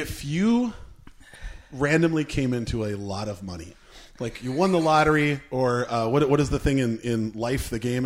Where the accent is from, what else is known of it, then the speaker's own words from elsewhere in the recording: Minnesota, United States; We're Minnesotans.